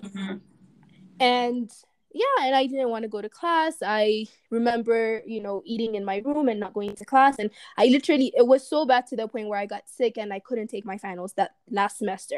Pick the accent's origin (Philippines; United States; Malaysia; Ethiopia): Ethiopia; moved away as an adult; growing up in Ethiopia